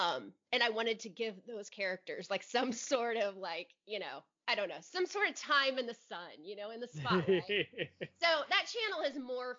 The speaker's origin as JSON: {"language": "English", "town": "Indianapolis", "region": "Indiana", "country": "United States", "tie": "born or raised there", "said": "It's the first one I've ever been to that wasn't in my hometown."}